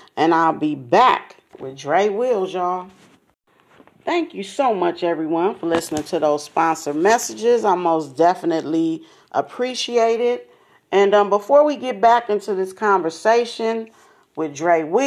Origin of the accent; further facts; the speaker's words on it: Los Angeles, California, United States; I'm from South Central, same situation, except it was my great grandmother who had us in church